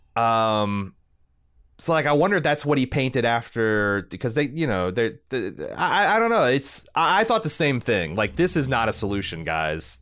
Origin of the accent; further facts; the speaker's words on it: Indiana, United States; I'm from Indiana.